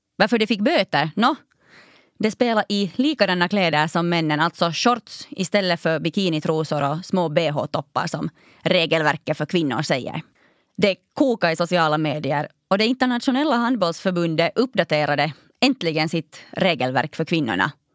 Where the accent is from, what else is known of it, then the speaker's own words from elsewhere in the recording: Raseborg, Uusimaa, Finland; also born or lived in Helsinki; min älskade hemstad Raseborg